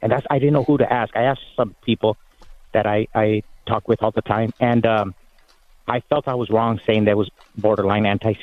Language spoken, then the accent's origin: English; Mexico; first language Spanish; English is a second language; now in United States; I'm Mexican.